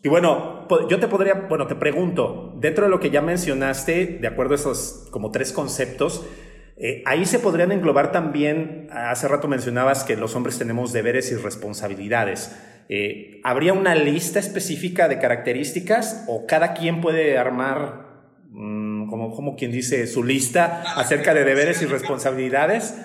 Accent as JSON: {"language": "Spanish", "country": "Mexico", "said": "estos paradigmas que tenemos como sociedad mexicana"}